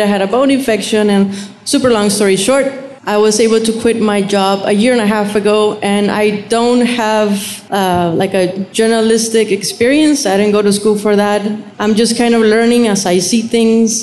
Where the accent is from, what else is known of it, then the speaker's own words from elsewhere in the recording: Monterrey, Nuevo León, Mexico; now in Rio Grande Valley, United States; i grew up in uh, monterrey okay. um, Nuevo León